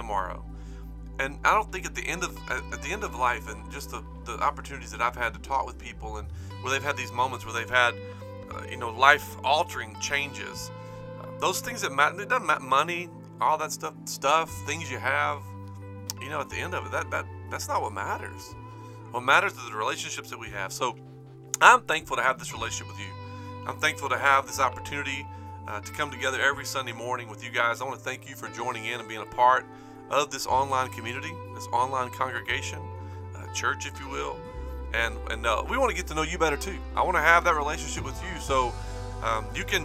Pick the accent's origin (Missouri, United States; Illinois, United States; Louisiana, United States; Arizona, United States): Louisiana, United States; Spring Hill; also born or lived in South Arkansas; I grew up in South Arkansas, North Louisiana, a little town called Spring Hill, Louisiana